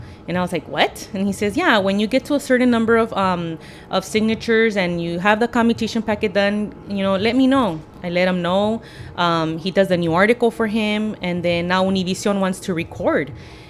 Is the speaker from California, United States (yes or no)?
yes; Los Angeles, California, United States; I grew up in Lincoln Heights, and I know what it is to you know, to be looked down upon and to be poor and broke.